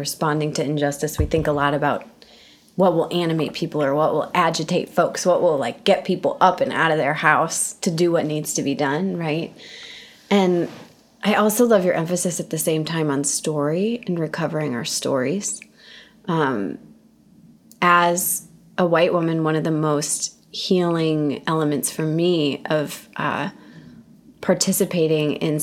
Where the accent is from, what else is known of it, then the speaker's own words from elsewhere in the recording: Midwest, United States; I'm from the North, I'm from the Midwest